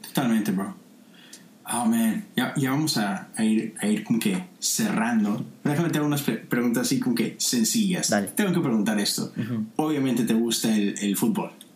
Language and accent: Spanish; Monterrey, Nuevo León, Mexico; now in Houston, United States; Yo soy de Monterrey, es una ciudad en el norte de México